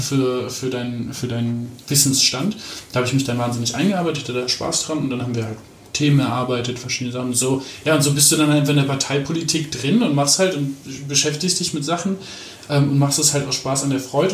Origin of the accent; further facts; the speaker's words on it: Aachen, North Rhine-Westphalia, Germany; moved away; also born or lived in Hamburg / Mecklenburg-Vorpommern; aufgewachsen bin ich in Aachen, also auch in, mhm. in Nordrhein-Westfalen.